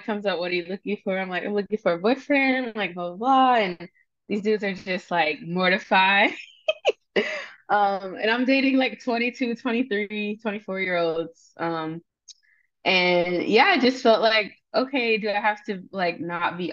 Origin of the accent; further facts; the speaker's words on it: the South, United States; moved away as an adult; also born or lived in Syracuse, New York; I'm also from the South